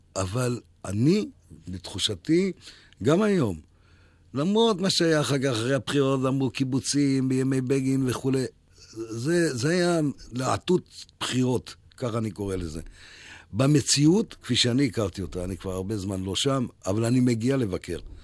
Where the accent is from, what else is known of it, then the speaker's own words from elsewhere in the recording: Ramla, Central District, Israel; also born or lived in Heidelberg, Germany; אני גרתי ברמלה מהיום שעליתי לארץ ב-1948